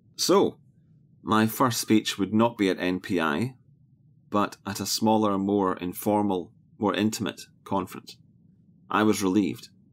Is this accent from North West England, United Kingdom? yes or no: no; Scotland, United Kingdom; born or raised there